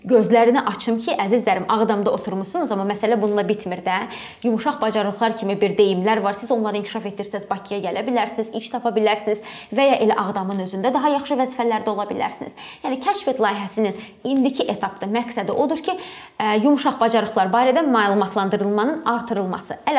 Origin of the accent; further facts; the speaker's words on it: Ganja, Azerbaijan; now in Baku, Azerbaijan; mən Gəncədənəm, gəlib Bakıda hə. yaşayıram, amma mən Gəncəliləri unutmuram